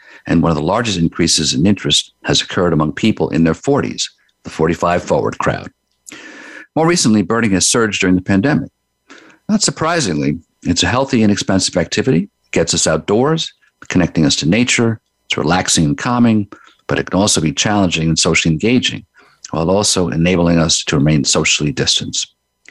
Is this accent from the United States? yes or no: yes; Long Island, New York, United States; Growing up on Long Island, I was an avid bird watcher